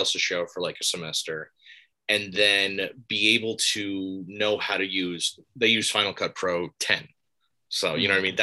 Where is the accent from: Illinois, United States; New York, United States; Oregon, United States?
New York, United States; Palisades; also born or lived in Albany, New York; I'm from Palisades, New York